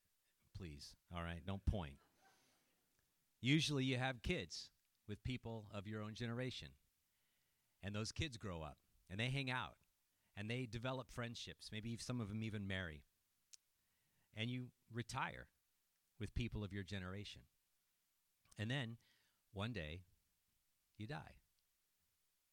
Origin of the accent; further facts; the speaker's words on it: Petaluma, California, United States; moved away as an adult; now in Hillsboro, United States; my hometown of Petaluma, California